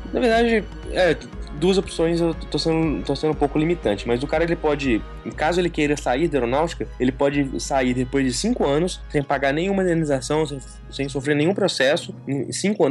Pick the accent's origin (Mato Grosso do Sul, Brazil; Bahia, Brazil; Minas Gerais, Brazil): Minas Gerais, Brazil; Belo Horizonte; moved away as an adult; now in São José dos Campos, Brazil; eu sou de Belo Horizonte, sou mineiro